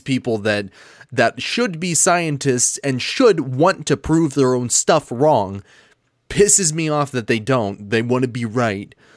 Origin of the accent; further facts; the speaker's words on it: United States; I'm American and I use the imperial system.